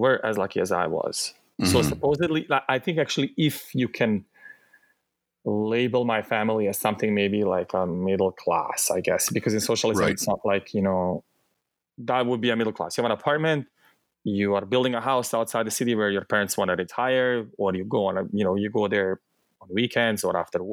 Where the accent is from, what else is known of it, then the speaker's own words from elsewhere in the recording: Bosnia & Herzegovina; accent: thick Bosnian; English is a second language; moved away; also born or lived in southern Bosnia and Herzegovina; the war happened in my hometown